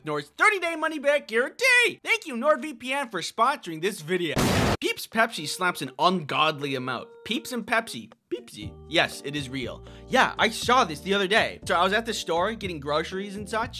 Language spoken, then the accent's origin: English; Midwest, United States; I'm from the Midwest. We dip our pizza in ranch